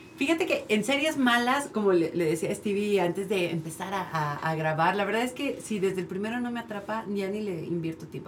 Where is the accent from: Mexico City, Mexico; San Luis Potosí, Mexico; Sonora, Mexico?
Mexico City, Mexico; yo que crecí en Iztapalapa